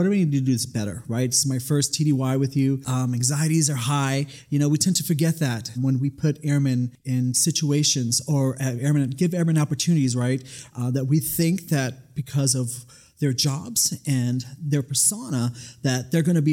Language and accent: English; New York City, New York, United States; now in Nevada, United States; I was born and raised in the Bronx, New York